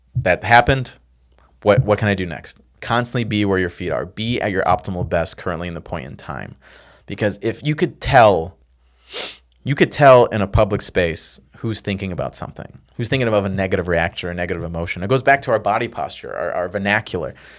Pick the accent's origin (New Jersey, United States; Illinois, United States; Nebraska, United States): Illinois, United States; Chicago; I came from South Side Chicago, from nowhere.